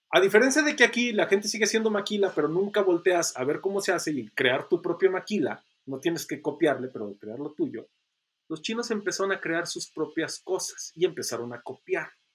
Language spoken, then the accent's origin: Spanish; Mexico; also born or lived in China